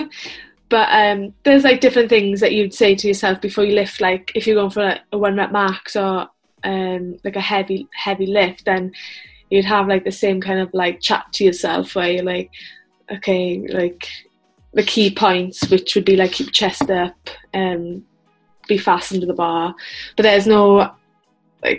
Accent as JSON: {"language": "English", "region": "Wales", "country": "United Kingdom", "tie": "born or raised there", "said": "Born and raised in Wales."}